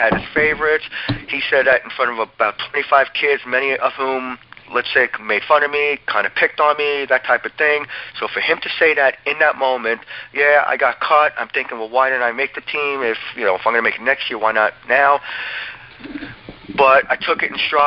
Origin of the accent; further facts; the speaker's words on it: Old Bridge, New Jersey, United States; I grew up in Old Bridge, New Jersey